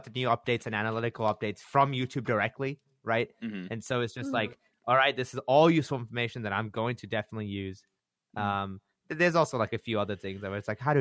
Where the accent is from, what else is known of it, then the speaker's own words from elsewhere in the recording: Australia; I got the Australian rep. That's my home country.